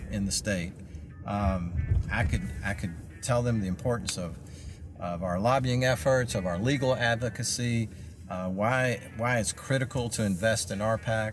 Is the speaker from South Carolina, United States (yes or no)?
yes; Florence, South Carolina, United States; Florence, my hometown.